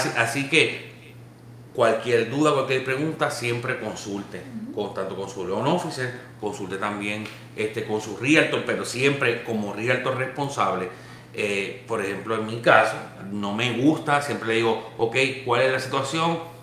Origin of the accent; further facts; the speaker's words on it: Puerto Rico; cuando pequeño en Puerto Rico